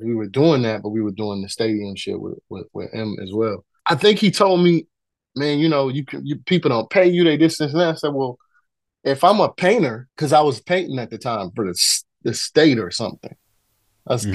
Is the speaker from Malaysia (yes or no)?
no; Detroit, Michigan, United States; also born or lived in North Carolina; I was born in North Carolina, but I was raised in Detroit.